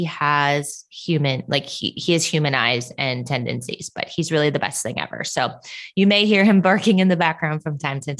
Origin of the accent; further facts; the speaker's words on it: Minnesota, United States; moved away as an adult; also born or lived in Southern California; now in Phoenix, United States; I'm born and raised in Minnesota